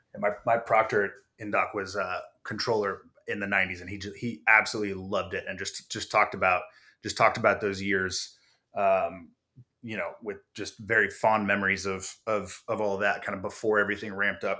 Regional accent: San Diego, California, United States; I grew up in San Diego

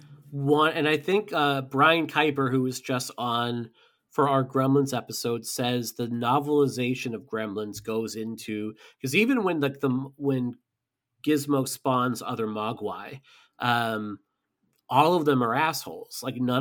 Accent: United States; that's my God-given right as an American to do so

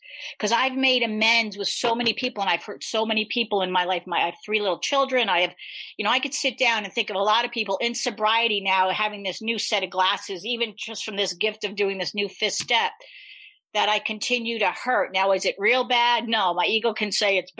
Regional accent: New York, United States; I'm from New York.

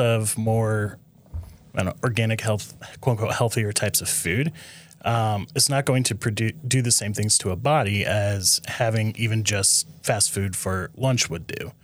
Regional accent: Nebraska, United States; I'm from Nebraska originally

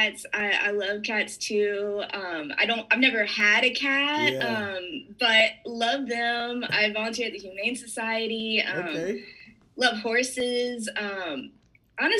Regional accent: Raleigh, North Carolina, United States; I was raised in North Carolina, so Raleigh area. Shout out to Garner.

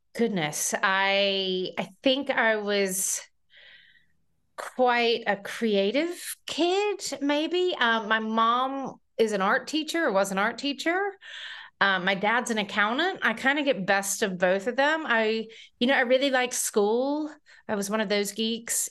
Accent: North Carolina, United States; moved away as an adult; now in United Kingdom; I grew up in North Carolina

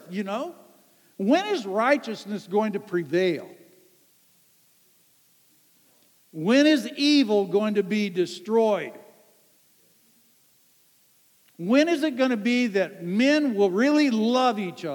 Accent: Ann Arbor, Michigan, United States; a guy that I grew up with in Ann Arbor, Michigan

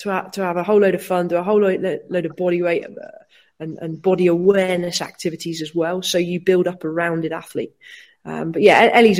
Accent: Cornwall, South West England, United Kingdom; moved away as an adult; also born or lived in Watford, England; now in Wales, United Kingdom; Born and bred in Watford, lived there for 9 years, Cornwall for 9 years, and moved to Wales in 2012.

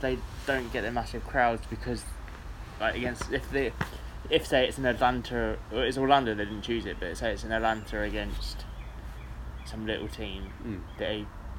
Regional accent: England, United Kingdom; I've always said I'm English

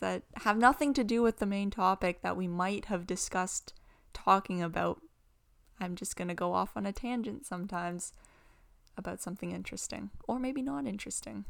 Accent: Canada; we're from Canada and it gets really cold hmm. in the winter

